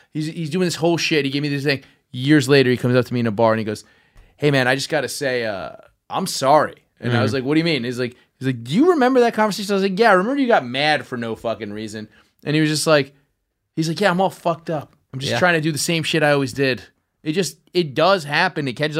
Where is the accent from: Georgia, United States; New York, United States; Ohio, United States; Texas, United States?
New York, United States; Brooklyn; I'm from South Brooklyn.